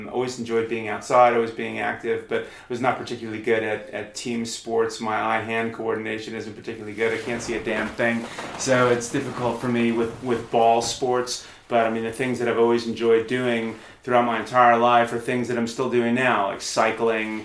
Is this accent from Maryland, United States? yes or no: no; New York area, United States; moved away as an adult; also born or lived in London; now in Queenstown, New Zealand; I'm from New York, and I'm from the New York area in the United States, and then I lived there until I was, I guess, about 30, and then I moved to London